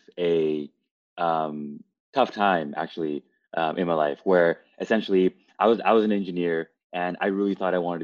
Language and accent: English; Canada; moved away as an adult; also born or lived in Toronto; now in Los Angeles, United States; I'm originally from Canada, and I spent a bunch of my time in Toronto.